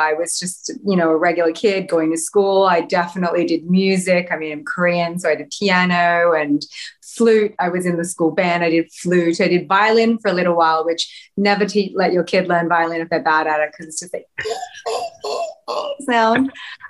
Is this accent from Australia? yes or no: yes; Australia; Yes. I mean, growing up in Australia is the literal best. I could not be more thankful to have been born in Australia and be Australian, be a little, you know, suburban Aussie kid growing up, going to the beach.